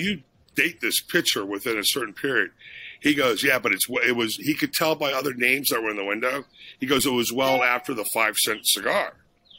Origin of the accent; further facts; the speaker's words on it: Daytona Beach, Florida, United States; I grew up in Daytona Beach, Florida